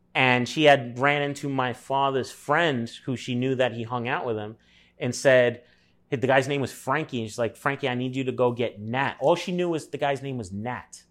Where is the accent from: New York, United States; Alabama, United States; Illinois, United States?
New York, United States; New York City; moved away as an adult; also born or lived in Los Angeles, United States; Moved within a mile of where I was born in Brooklyn